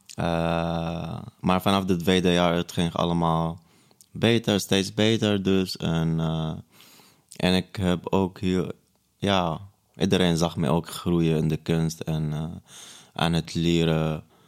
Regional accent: Syria; Dutch is a second language; also born or lived in Breda, Netherlands; now in Amsterdam, Netherlands; Stateless, omdat ik Palestijns-Syrisch ben

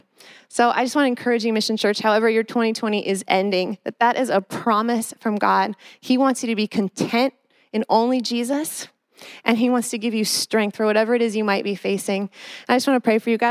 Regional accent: Los Angeles, California, United States; now in Bay Area, United States; I grew up in Los Angeles, concrete jungle.

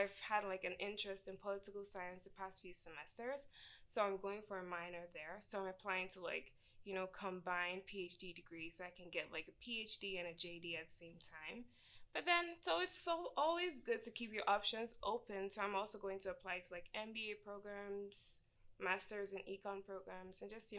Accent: Nigeria; moved away as an adult; now in Idaho, United States; I'm Nigerian. I came to ISU in 2016, January.

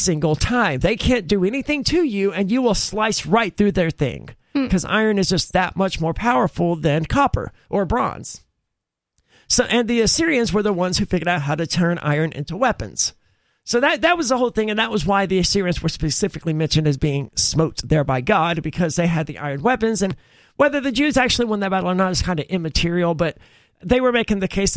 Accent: the South, United States; I'm from the South

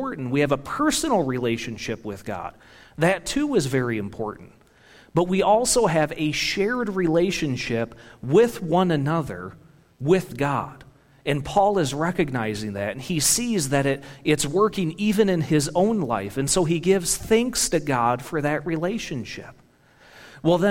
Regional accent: Michigan, United States; I'm from Michigan.

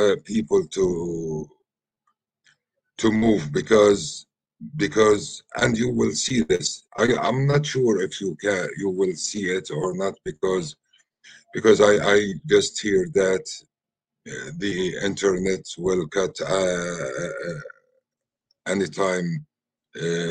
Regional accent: Khan Yunis, Gaza Strip, Palestine; English is a second language; Originally, I'm from Khan Yunis. I came back to the family home.

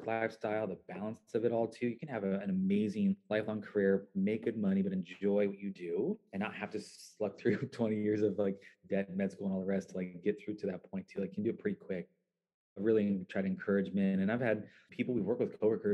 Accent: Central Valley, California, United States; Growing up in the Central Valley, we're a very conservative, mostly white

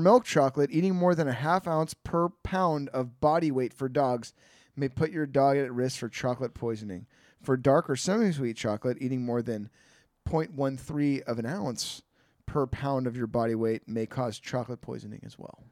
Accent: Bay Area, California, United States; I'm from the Bay Area

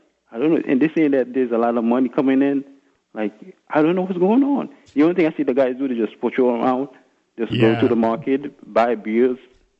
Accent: Haiti; now in Miami, United States; Yes, well, I'm from Haiti, but I live in Miami now.

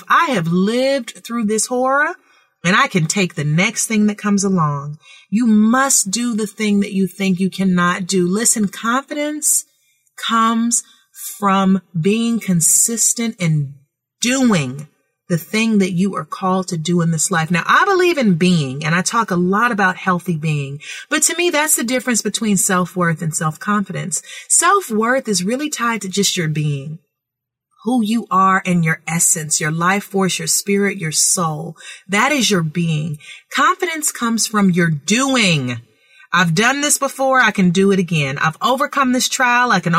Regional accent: California, United States; I am so grateful that I grew up in California with free thinking parents

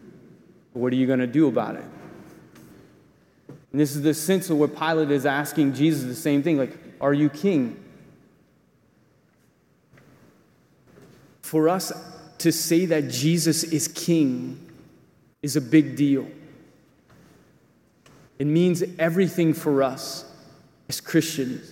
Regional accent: United States

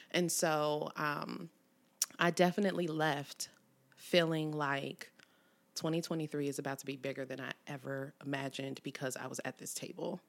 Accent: Cincinnati, Ohio, United States; born or raised there; also born or lived in College Hill / Evanston / Springdale

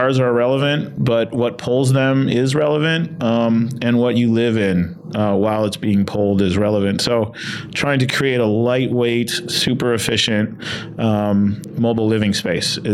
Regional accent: Windsor, Ontario, Canada; also born or lived in Detroit area; growing up in Windsor, Canada, which is on the border of Detroit

